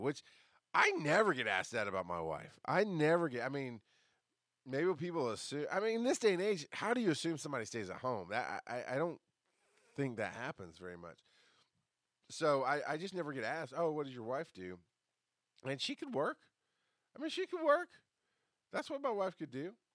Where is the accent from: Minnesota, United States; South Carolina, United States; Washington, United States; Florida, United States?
Florida, United States; Orlando; I was born in Orlando, Florida